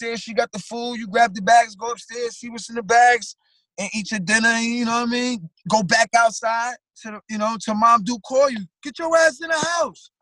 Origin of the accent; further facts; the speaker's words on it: New York City, New York, United States; I'm from Flatbush. I'm from Brooklyn.